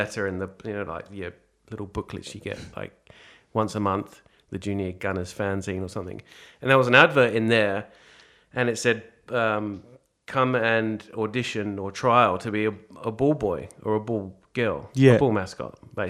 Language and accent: English; England, United Kingdom; now in Australia; Oh, yeah, pretty good. Football was just different